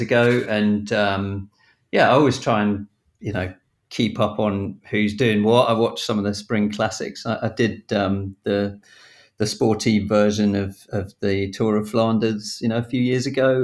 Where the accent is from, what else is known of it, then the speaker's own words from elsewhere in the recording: Battle, South East England, United Kingdom; I grew up in Battle down in East Sussex